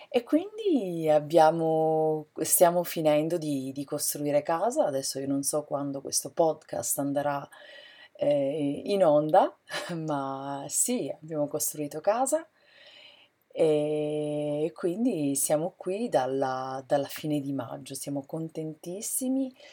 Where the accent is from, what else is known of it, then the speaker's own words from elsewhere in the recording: San Cataldo, Sicily, Italy; moved away as an adult; also born or lived in Catania, Italy; now in United States; Sono siciliana, della provincia di Caltanissetta, un paese che si chiama San Cataldo, a pochi chilometri da Caltanissetta